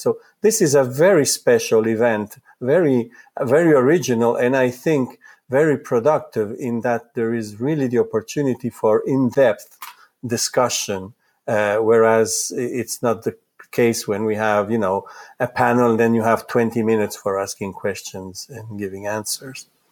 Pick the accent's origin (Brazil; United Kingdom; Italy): Italy; first language Italian; English is a second language; moved away; I was born in Italy, so Italian is my mother tongue.